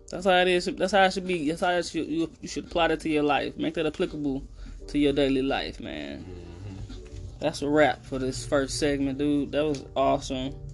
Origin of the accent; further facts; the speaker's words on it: East St. Louis, Illinois, United States; Then I made my way, moseyed on my way to East St. Louis.